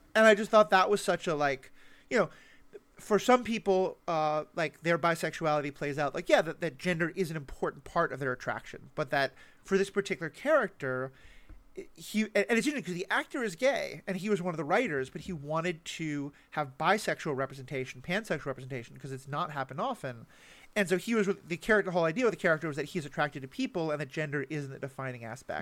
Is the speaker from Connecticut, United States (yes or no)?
no; New York City, New York, United States; the New York City I grew up